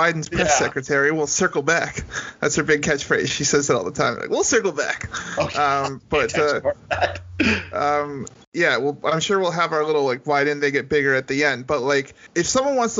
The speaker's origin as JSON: {"language": "English", "town": "Hamilton", "region": "Ontario", "country": "Canada", "said": "I'm from Hamilton"}